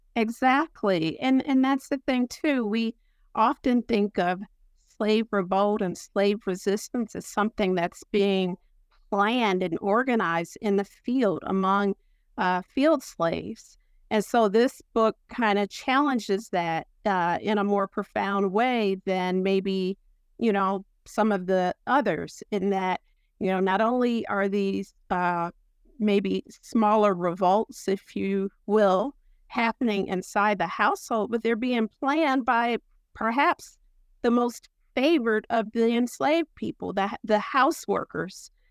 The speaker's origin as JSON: {"language": "English", "region": "Ohio", "country": "United States", "also_born_or_lived": "Pennsylvania / North Carolina", "moved": "yes", "said": "I'm from Ohio, and, uh, I was educated in Pennsylvania and graduate stu-, school at Duke"}